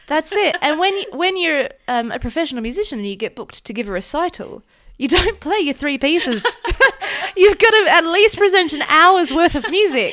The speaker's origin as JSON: {"language": "English", "area": "Mornington Peninsula", "region": "Victoria", "country": "Australia", "said": "I'm from the Maunington Peninsula, which is just beach culture"}